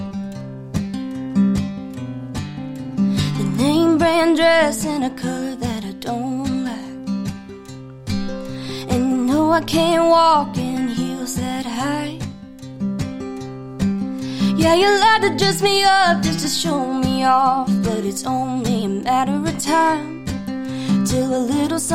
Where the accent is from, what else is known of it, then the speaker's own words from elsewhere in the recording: Nashville, Tennessee, United States; being a Nashville native in Texas. I was born here in Nashville